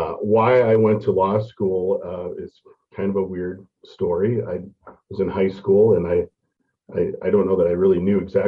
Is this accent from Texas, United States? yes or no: no; Mosinee, Wisconsin, United States; moved away as an adult; also born or lived in Grand Rapids, Minnesota; now in Rochester, United States; Yeah, so I am I was born in Grand Rapids, Minnesota. And I like to say that I was exiled to Wisconsin for 17 years. So I grew up in Mosinee, Wisconsin, a small town by Wausau, actually a really good place to grow up as a Viking fan.